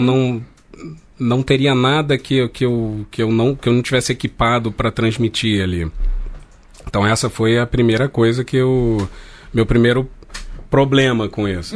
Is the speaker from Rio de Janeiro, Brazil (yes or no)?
yes; Rio de Janeiro, Brazil; eu nasci de classe média, nasci no Rio de Janeiro, é, o português que eu falo uhum. é esse